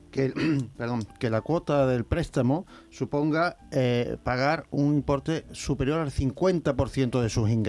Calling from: Granada, Andalusia, Spain; Buenos días

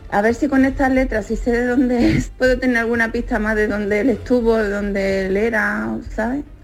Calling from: Aljaraque, Andalusia, Spain; de Aljaraque

